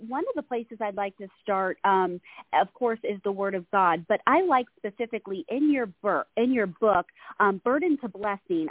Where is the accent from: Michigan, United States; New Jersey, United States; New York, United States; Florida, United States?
Florida, United States; moved away as an adult; now in California, United States; I was actually I was born and raised in Florida